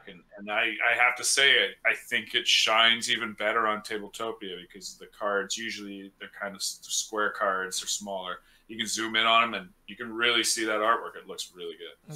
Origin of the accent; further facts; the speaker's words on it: British Columbia, Canada; I'm from British Columbia, so Okanagan